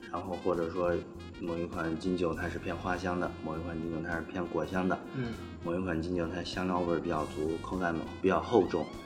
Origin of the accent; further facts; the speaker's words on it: China; 我们中国人